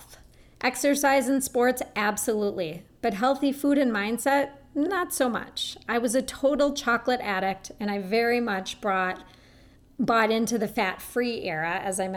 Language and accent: English; Minneapolis, Minnesota, United States; I grew up in Minneapolis, Minnesota, and I was raised in what I thought was considered a pretty health-conscious home